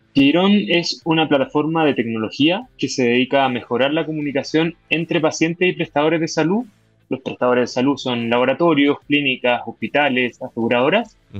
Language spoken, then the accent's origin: Spanish; Chile; como chileno